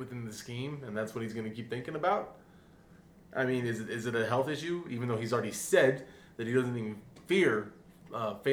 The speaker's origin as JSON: {"language": "English", "town": "Aurora", "region": "Colorado", "country": "United States", "also_born_or_lived": "Capitol Hill, Denver", "said": "I'm from Aurora"}